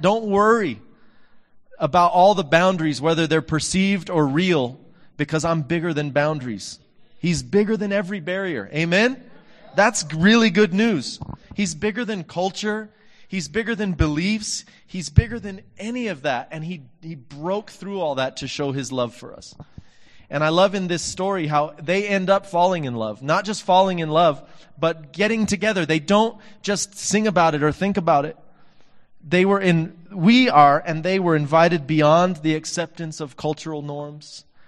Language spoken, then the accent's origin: English; Texas, United States; from my hometown, Texas